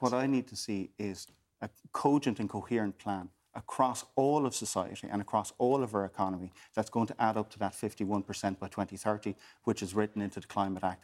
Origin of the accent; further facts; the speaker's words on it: Waterford, Munster, Ireland; I'm from Waterford